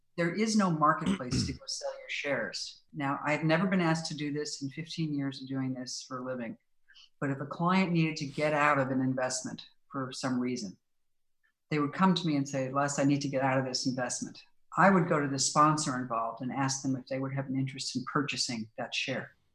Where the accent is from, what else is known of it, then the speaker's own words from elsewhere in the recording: Silicon Valley, California, United States; Silicon Valley. My hometown